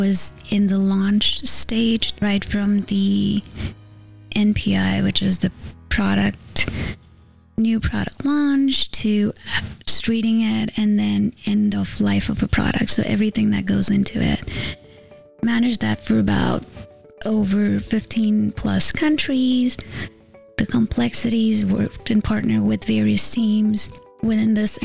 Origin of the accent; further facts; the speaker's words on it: India; moved away as an adult; now in United States; I grew up in India with a degree in engineering